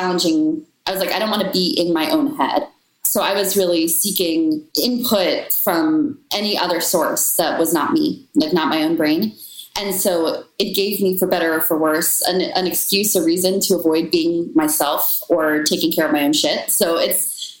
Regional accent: Washington, District of Columbia, United States; my hometown of DC

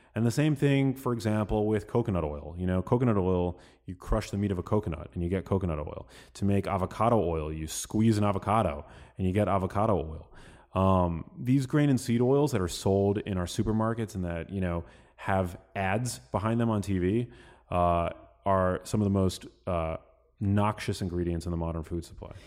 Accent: New York City, New York, United States; we are from New York City

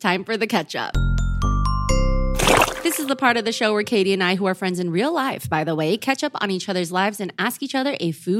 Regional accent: East Coast, United States; I'm from the East Coast. It was pretty cold in the winter, man.

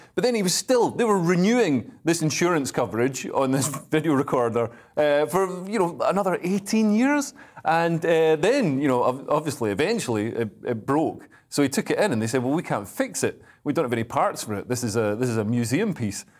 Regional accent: Scotland, United Kingdom; I am a Scotsman

